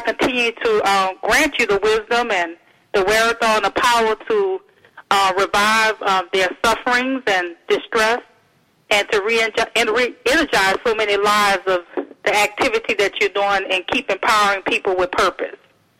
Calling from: Houston, Texas, United States; I am calling from Houston, Texas

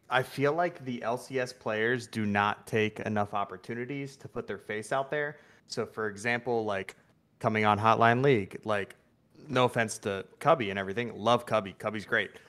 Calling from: Los Angeles, California, United States; I am calling from Los Angeles, California.

